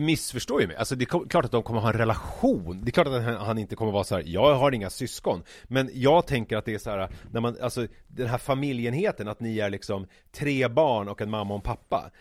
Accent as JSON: {"language": "Swedish", "area": "Vega", "region": "Stockholm County", "country": "Sweden", "tie": "born or raised there", "also_born_or_lived": "Vasastan, Stockholm", "said": "jag flyttade från Vasastan till Vega 1986 när jag var ja. sex år."}